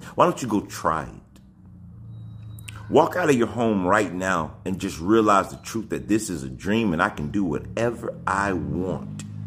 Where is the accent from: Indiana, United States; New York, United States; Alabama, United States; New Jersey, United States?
Alabama, United States; I come from Alabama